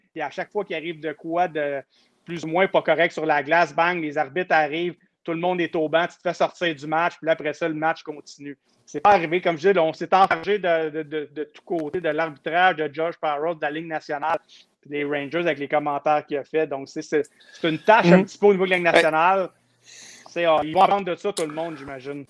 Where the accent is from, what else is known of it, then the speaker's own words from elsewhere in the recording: Saint-Hubert, Quebec, Canada; je viens de Saint-Hubert